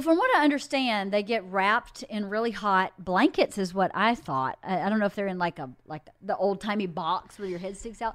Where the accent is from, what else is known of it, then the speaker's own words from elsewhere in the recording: the South, United States; moved away; I grew up in the South